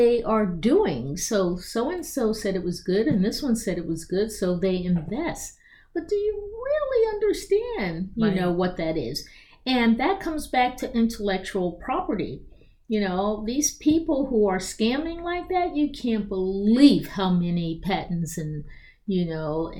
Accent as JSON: {"language": "English", "town": "Philadelphia", "region": "Pennsylvania", "country": "United States", "also_born_or_lived": "Hong Kong", "moved": "yes", "lives_now": "Rockville, United States", "said": "I'm from Philadelphia, but I needed to be in America because my parents were older"}